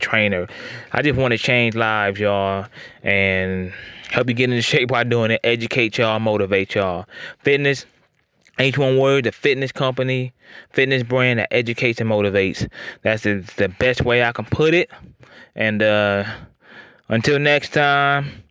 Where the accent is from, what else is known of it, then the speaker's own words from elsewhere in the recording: Northwest Ohio, United States; I'm from Northwest Ohio